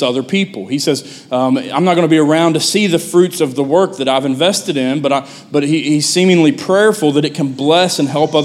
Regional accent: United States; also born or lived in West Virginia; being an American that speaks English

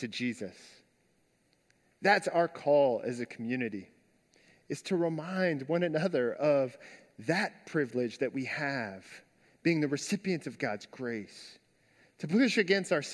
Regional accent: United States; as an American

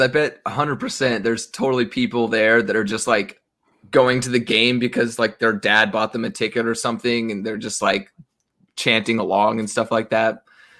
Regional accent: Texas, United States; I'm from Texas, too.

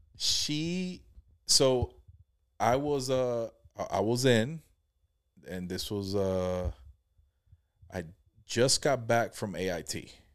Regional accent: Jacksonville, Florida, United States; also born or lived in Palm Coast, Florida; my wife, you know, we're from Jacksonville

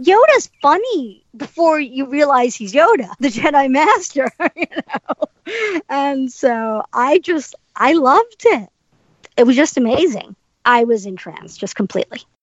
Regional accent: Cincinnati, Ohio, United States; also born or lived in Sri Lanka; I was born in Sri Lanka and I didn't move to Cincinnati till I was five

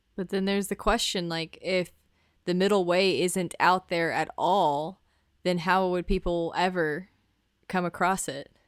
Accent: the South, United States; growing up in the South

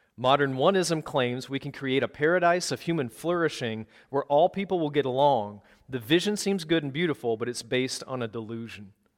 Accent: Minneapolis, Minnesota, United States; also born or lived in Wisconsin; I'm from the Twin Cities, but I was leading a church in Wisconsin from two thousand fifteen to twenty twenty, before we finally came home

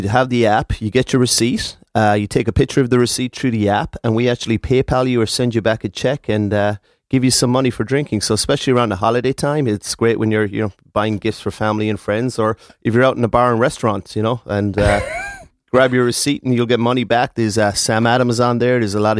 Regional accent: Ireland; Being an Irish guy

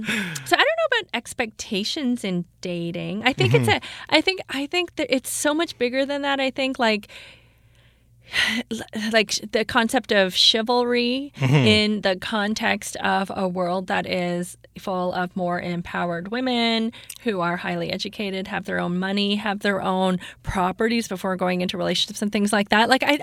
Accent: Toronto, Ontario, Canada; moved away as an adult; now in Vancouver, Canada; I was born and raised in Toronto. I did most of my dating in Toronto.

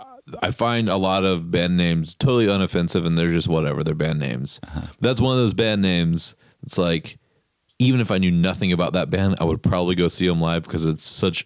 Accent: Jacksonville, Florida, United States; when I say I'm from Jacksonville

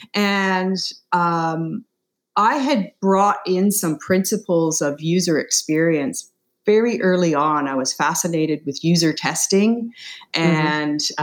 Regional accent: Canada; I'm from Canada

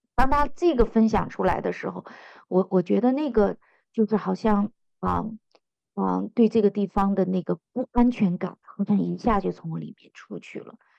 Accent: China; 我们中国人很喜欢那句话，家和万事兴

